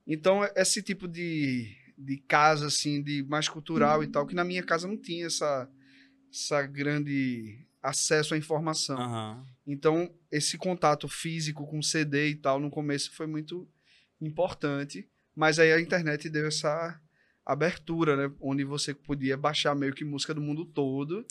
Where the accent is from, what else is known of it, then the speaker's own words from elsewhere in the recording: Recife, Pernambuco, Brazil; eu nasci no Torreão